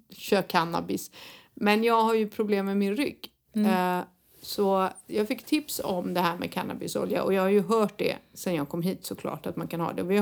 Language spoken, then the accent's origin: Swedish; Sweden; now in Spain; så kommer vi från Sverige